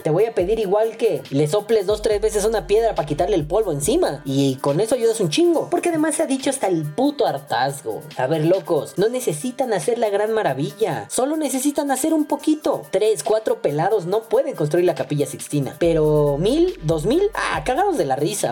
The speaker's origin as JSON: {"language": "Spanish", "country": "Mexico", "said": "nosotros como mexicanos"}